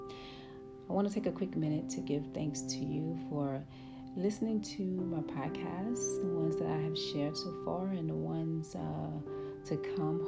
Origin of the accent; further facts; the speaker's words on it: New Orleans, Louisiana, United States; I'm from the Ninth Ward and the Florida Project, like one of the worst projects in New Orleans. I was also born and raised there.